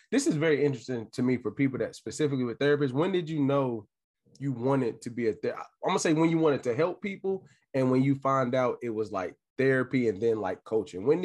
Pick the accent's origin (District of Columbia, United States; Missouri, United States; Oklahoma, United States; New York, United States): District of Columbia, United States; Washington; also born or lived in Montgomery County, Maryland / Gettysburg, Pennsylvania; I was born and raised in Northwest DC